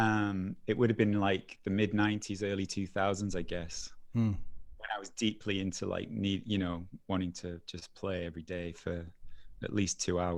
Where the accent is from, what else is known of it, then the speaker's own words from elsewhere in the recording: Preston, North West England, United Kingdom; moved away as an adult; I was in Preston till I was 19.